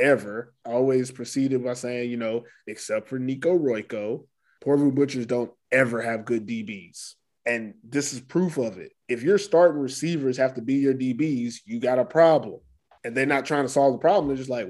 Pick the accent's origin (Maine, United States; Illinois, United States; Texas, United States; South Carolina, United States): Texas, United States; Houston; I'm from Texas. H-Town, stand up